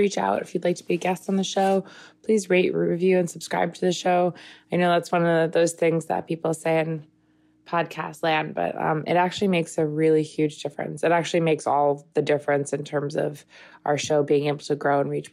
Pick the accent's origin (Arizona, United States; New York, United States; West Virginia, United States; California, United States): New York, United States; Long Island; I grew up in Long Island, as did Bobby